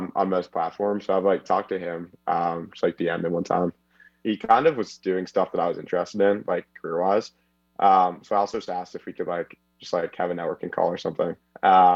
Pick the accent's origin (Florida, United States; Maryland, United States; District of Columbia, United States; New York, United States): District of Columbia, United States; Washington; moved away as an adult; now in Evanston, United States; I'm from the Washington, D.C. area